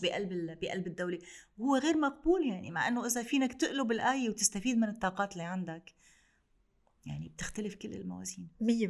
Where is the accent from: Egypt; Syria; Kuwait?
Syria; Damascus, Damascus Governorate; moved away as an adult; also born or lived in London, United Kingdom; now in Beirut, Lebanon; ببلد انا عشت 40 سنه فيه